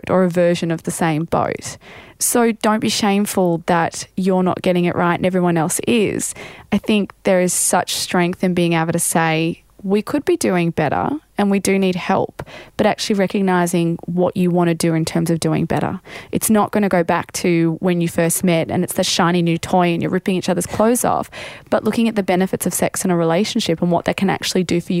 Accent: Australia

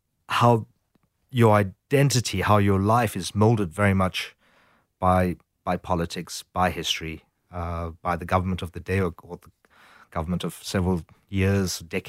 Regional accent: South Africa; growing up in South Africa, the idea that individuals are formed very much by politics and their history

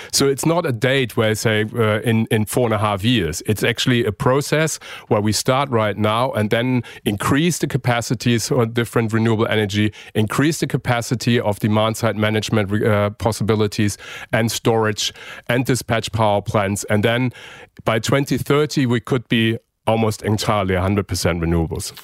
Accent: Germany; now in Australia; my home country, Germany

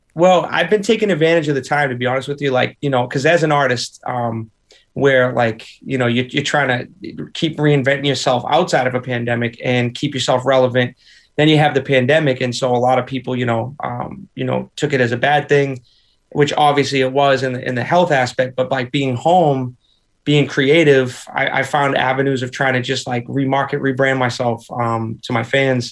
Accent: Boston, Massachusetts, United States; also born or lived in Nashville; I grew up in a three decker, triple decker

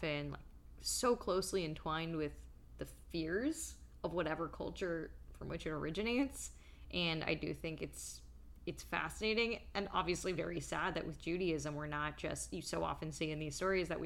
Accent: Southern California, United States; I'm from Southern California, I'm from behind the orange curtain

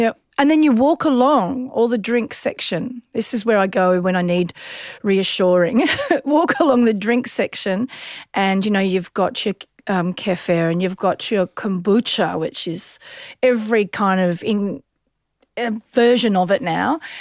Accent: Sunbury, Victoria, Australia; we grew up in Sunbury

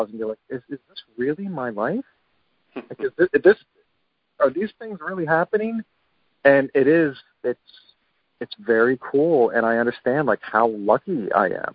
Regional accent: Pennsylvania, United States; born or raised there

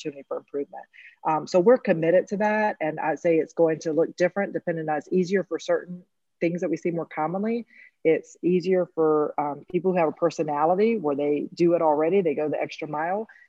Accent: Eastern North Carolina, United States; I come from Eastern North Carolina

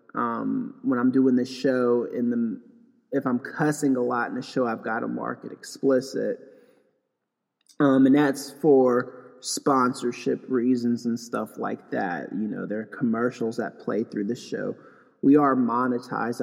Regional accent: Knoxville, Tennessee, United States; moved away as an adult; also born or lived in Los Angeles, California; now in Pasadena, United States; I went to high school in Knoxville. I went to middle school out there too. So in 1992 ish, after the Los Angeles riots, my family um, had had enough of LA and we moved to Knoxville, Tennessee

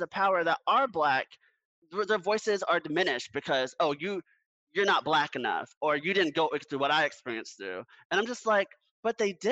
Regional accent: Orlando, Florida, United States; my hometown, I'm from Orlando, Florida

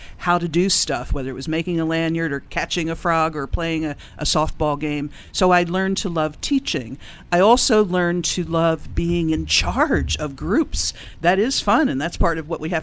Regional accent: Philadelphia, Pennsylvania, United States; Originally from Philadelphia

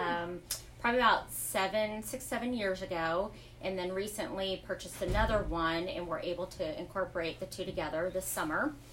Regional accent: Fort Myers, Florida, United States; moved away as an adult; now in DeLand, United States; I was born and raised in Fort Myers.

